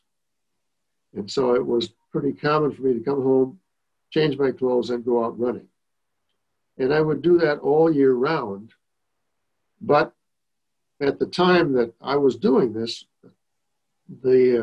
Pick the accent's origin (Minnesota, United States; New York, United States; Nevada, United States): Minnesota, United States; Rosemount; I grew up in Rosemount, which at the time I grew up there was a very little town